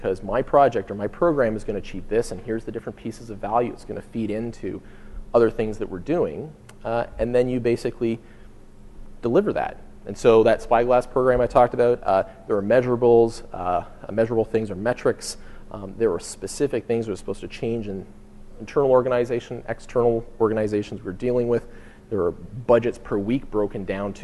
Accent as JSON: {"language": "English", "country": "Canada", "said": "we're from Canada"}